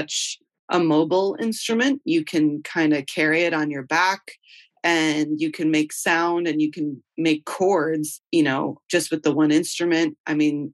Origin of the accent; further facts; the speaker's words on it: Chicago, Illinois, United States; I'm from Chicago, and I play in a band called …